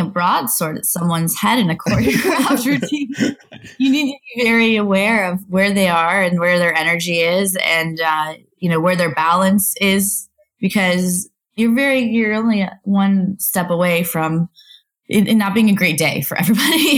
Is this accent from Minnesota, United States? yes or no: no; Las Vegas, Nevada, United States; I grew up in Las Vegas, actually, and I worked for quite a bit of those shows out there in high school.